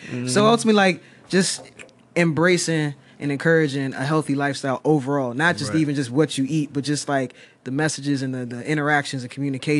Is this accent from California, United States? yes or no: yes; California, United States; growing up in California